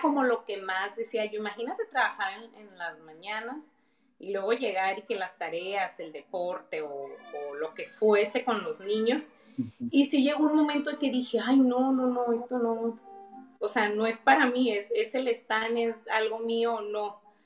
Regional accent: Mexicali, Baja California, Mexico; soy de Mexicali

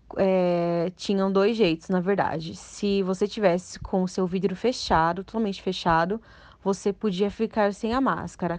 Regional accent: Santo André, São Paulo, Brazil; eu sou de Santo André

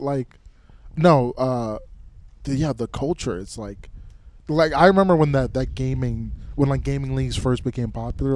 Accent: Minnesota, United States; moved away as an adult; also born or lived in South Dakota; I grew up in Minnesota.

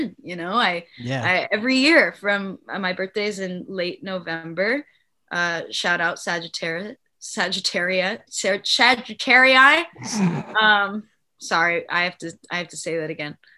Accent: Palm Springs, California, United States; I'm from Palm Springs.

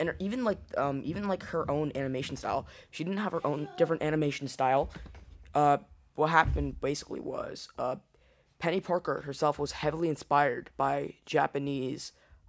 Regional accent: India; I'm from India, what do you mean?

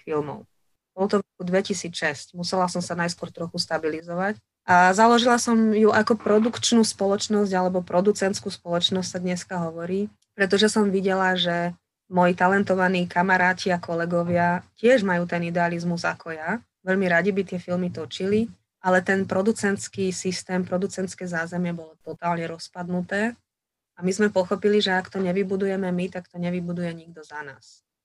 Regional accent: Partizánske, Trenčín Region, Slovakia; moved away as an adult; also born or lived in Bratislava; now in Banská Štiavnica, Slovakia; Pochádzam z Partizánskeho, kde som sa narodila a prežila som tam 18 rokov svojho života, kým som skončila gymnázium

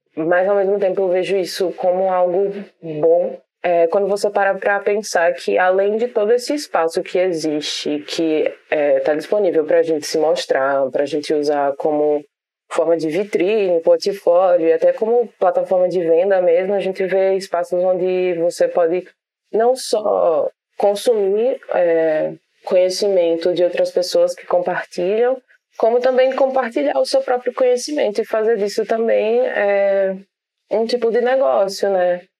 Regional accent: Brazil; enquanto brasileiro

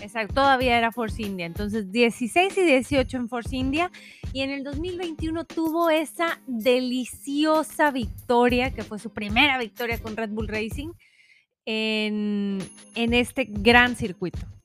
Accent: Mexico; se nos da muy bien como mexicanos

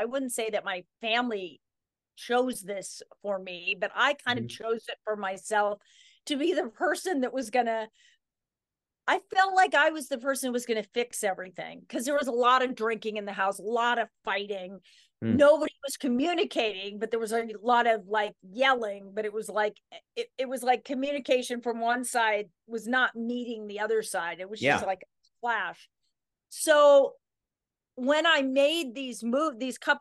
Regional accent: Sun Valley, Idaho, United States; we moved there from Mill Valley, California when I was 4. So that's always been my home

